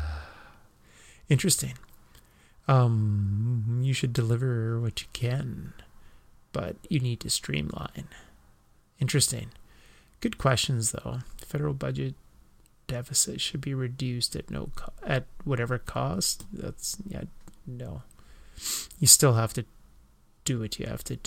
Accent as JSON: {"language": "English", "region": "Western Canada", "country": "Canada", "said": "I'm from the West"}